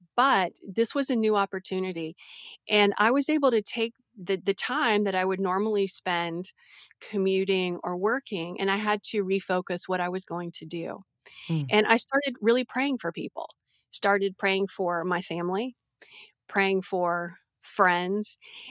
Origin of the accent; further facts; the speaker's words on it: Brazil; So I grew up as a missionary kid. I grew up in Brazil. And I had an amazing childhood in the jungles of Brazil and going up to the capital city.